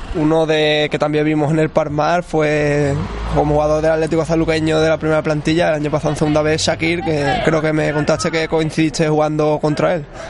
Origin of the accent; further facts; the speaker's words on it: Trebujena, Andalusia, Spain; en el equipo en mi pueblo